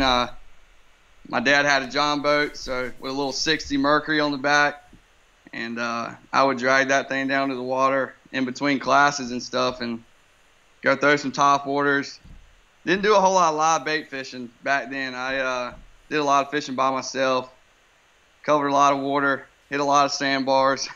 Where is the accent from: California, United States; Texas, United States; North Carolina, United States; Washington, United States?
North Carolina, United States; Wilmington; born and raised here in Wilmington